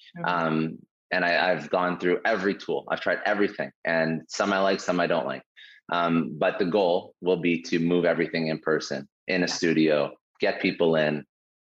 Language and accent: English; Toronto, Ontario, Canada; I'm originally from Toronto